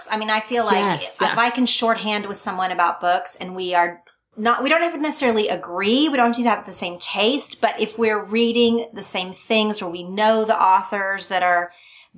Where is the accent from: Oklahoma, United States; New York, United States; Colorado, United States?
Oklahoma, United States; born or raised there; moved away; also born or lived in California